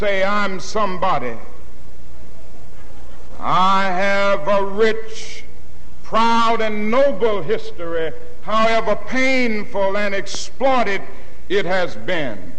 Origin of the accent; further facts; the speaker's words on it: Atlanta, Georgia, United States; I was growing up in Atlanta, Georgia